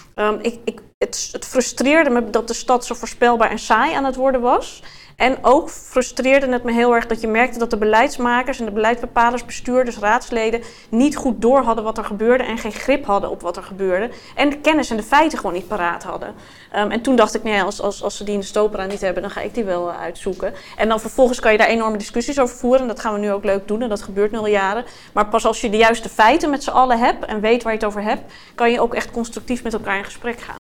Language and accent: Dutch; Amsterdam, North Holland, Netherlands; Ik ben in 1980 geboren in de Watergasmeer